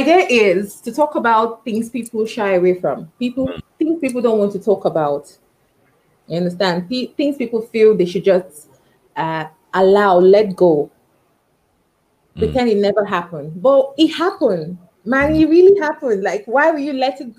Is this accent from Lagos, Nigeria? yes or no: yes; Lagos, Nigeria; also born or lived in Anambra State; I stay in Lagos State. I was born in Lagos State. I schooled in the East